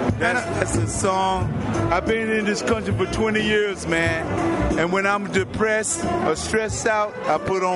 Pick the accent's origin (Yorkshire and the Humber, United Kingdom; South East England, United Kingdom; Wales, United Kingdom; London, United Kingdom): Yorkshire and the Humber, United Kingdom; I'm from West Yorkshire, dude.